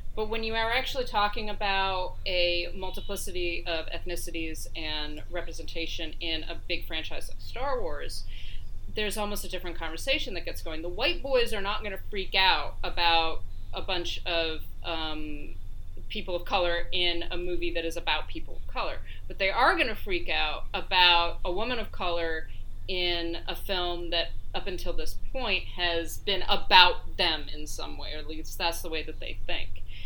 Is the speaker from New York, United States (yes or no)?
yes; upstate New York, United States; if you go to my hometown and you see people that aren't white it's surprising